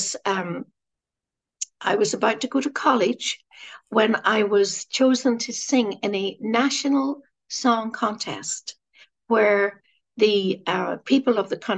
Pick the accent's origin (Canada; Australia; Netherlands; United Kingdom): United Kingdom; Derry, Northern Ireland; I was raised in a Catholic family who prayed the rosary who went to Mass. And in a Catholic community in Northern Ireland, in the city of Derry